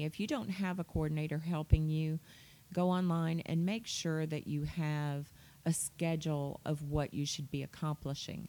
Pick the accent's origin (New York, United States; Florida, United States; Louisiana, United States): Louisiana, United States; New Orleans; I grew up in New Orleans